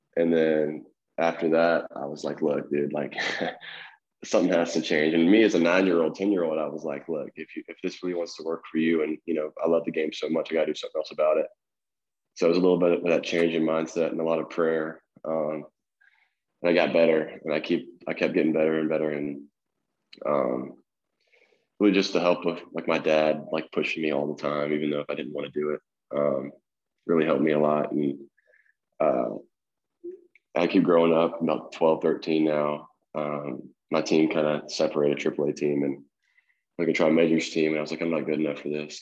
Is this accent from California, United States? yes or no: no; Fayette County, outside Memphis, Tennessee, United States; I grew up in a little small town called Fayette County. It's a little, little rundown, kind of outside of Memphis, about 30 minutes.